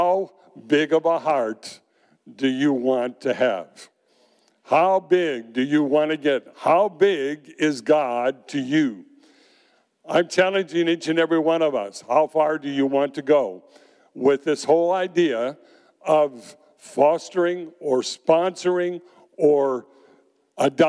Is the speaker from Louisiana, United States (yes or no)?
no; Zion, Illinois, United States; moved away; growing up in Zion, Illinois, north of Chicago